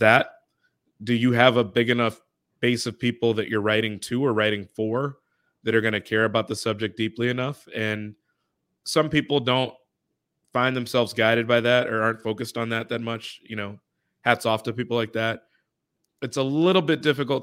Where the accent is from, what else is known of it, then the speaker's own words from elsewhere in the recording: Chicago, Illinois, United States; I'm a Chicagoan myself